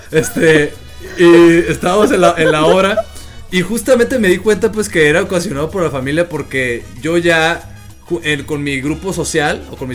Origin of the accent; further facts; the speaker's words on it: Sinaloa, Mexico; accent: norteño; desde entonces hablo como norteño y mucha gente piensa que yo soy del norte. Mucha gente me dice, oye, pienso que no eres de Sinaloa